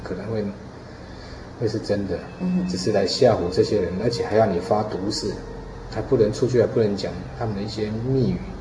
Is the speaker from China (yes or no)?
no; Yonghe Fourth Park, New Taipei, Taiwan; 我在四号公园长大